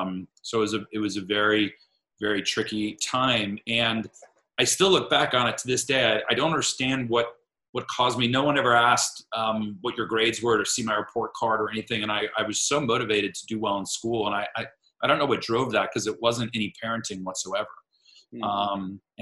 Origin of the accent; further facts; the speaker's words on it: Miami, Florida, United States; I grew up in Miami, Florida with a single mother who was a social worker.